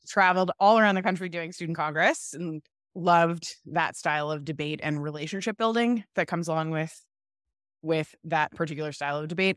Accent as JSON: {"language": "English", "town": "Orlando", "region": "Florida", "country": "United States", "tie": "born or raised there", "also_born_or_lived": "Stanford", "moved": "as an adult", "said": "I grew up in Florida, in Orlando, in a great family"}